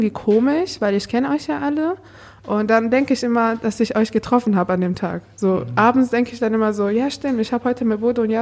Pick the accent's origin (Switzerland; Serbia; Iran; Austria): Iran; now in Germany; Genau, ich komme eigentlich auch aus dem Iran. Ich bin erst seit zehn Jahren in Deutschland.